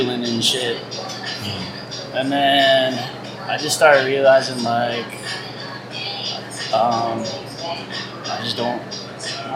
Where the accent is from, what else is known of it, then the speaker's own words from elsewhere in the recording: San Diego, California, United States; also born or lived in Virginia; I moved over here fifth grade